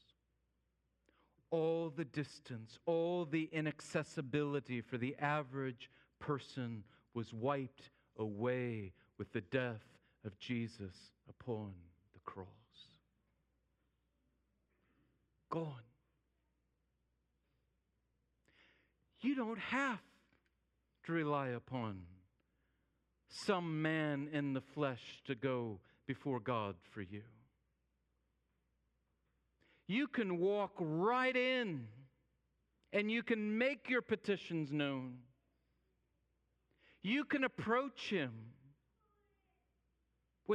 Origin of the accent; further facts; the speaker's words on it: United States; also born or lived in Holt; as an American